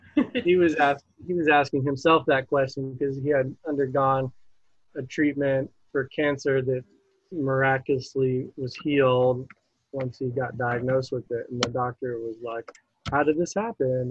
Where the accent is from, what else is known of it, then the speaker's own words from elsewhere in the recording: Buffalo, New York, United States; I was born in Buffalo, New York.